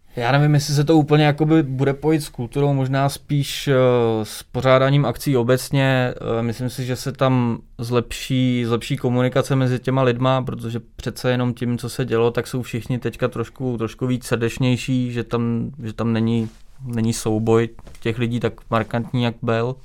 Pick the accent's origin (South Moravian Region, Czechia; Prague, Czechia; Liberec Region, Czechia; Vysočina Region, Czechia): Vysočina Region, Czechia; Třebíč; v Třebíči, odkud pocházím